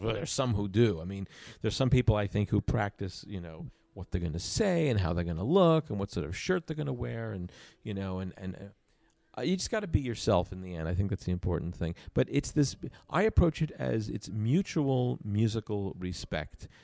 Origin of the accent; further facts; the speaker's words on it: Long Island, New York, United States; I grew up on Long Island, about thirty minutes outside of New York